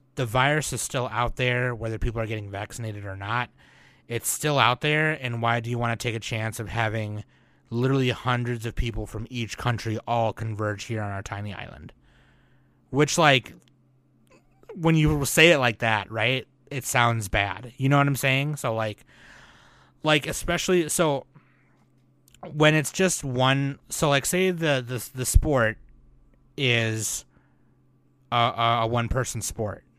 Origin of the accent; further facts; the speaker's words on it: United States; I'm Asian American